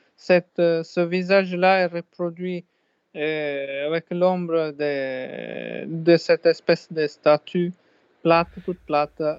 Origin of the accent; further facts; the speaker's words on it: Sardinia, Italy; moved away; Je me sentais chez moi en Sardaigne